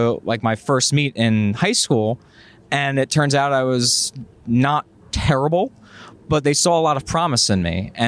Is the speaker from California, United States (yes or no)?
no; Monmouth County, New Jersey, United States; I'm from Monmouth County. Yeah. So I'm a Jersey guy